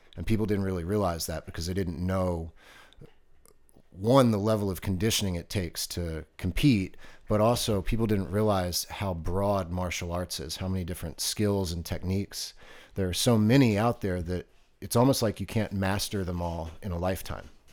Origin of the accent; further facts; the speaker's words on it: Baltimore, Maryland, United States; moved away; also born or lived in Virginia Beach; growing up on the East Coast when I lived in Baltimore